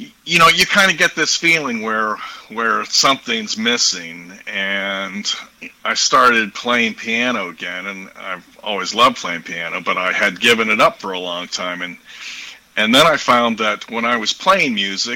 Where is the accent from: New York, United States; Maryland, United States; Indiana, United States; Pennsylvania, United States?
Pennsylvania, United States; Pittsburgh; born there; moved away as an adult; now in Texas, United States; I was born in the Pittsburgh area, but okay. After I finished university and my PhD, I got down to Texas and have never looked back. So I've been in Texas 35 years or so.